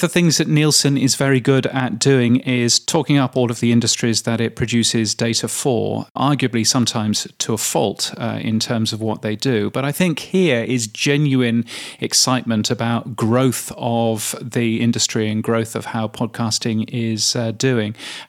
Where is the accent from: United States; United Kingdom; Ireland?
United Kingdom; Now, that is actually quite high as a Brit. As a Brit, we were used to 5% to 4% of the display market for radio in particular.